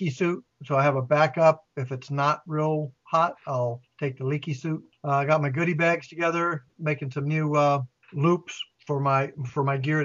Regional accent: United States; I am from Carolina

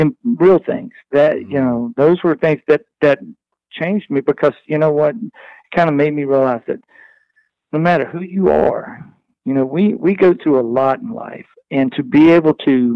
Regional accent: Southwest Virginia, United States; I'm from Southwest Virginia

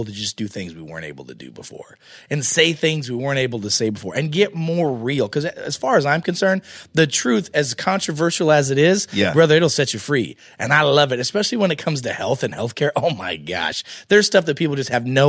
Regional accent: United States; I'm American

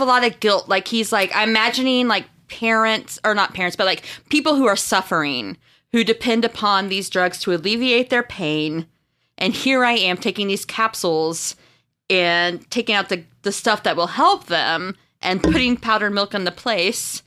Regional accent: Marshfield, Missouri, United States; I'm from a small town called Marshfield in Missouri

